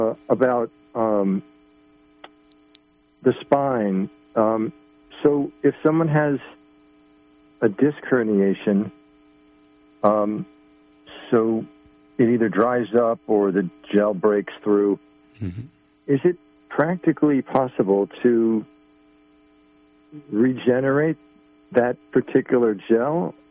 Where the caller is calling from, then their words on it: Buffalo, New York, United States; Buffalo, John.